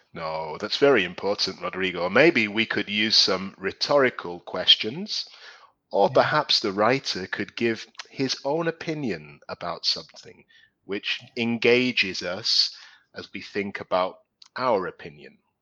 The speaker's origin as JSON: {"language": "English", "town": "Newcastle upon Tyne", "region": "North East England", "country": "United Kingdom", "tie": "born or raised there", "also_born_or_lived": "London", "moved": "yes", "lives_now": "Spain", "said": "I'm originally from London, but when I was small, I moved to the northeast of England, a place called Newcastle."}